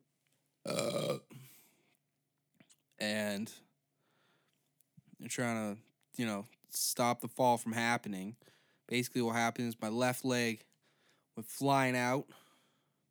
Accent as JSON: {"language": "English", "country": "Canada", "said": "I'm also Canadian"}